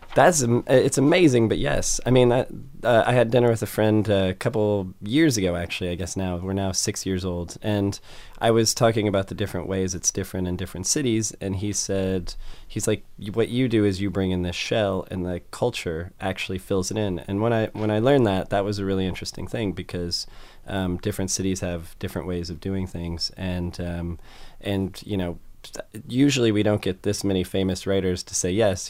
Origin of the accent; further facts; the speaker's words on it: United States; I'm American